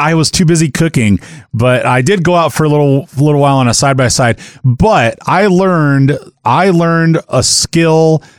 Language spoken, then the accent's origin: English; Peterson, Iowa, United States; moved away; So I'm originally from Northwest Iowa, a little farm town called Peterson, Iowa, about 350 people. And I think that may include some livestock. But I was the fifth or maybe sixth generation to live there. And so it's lots and lots of family roots.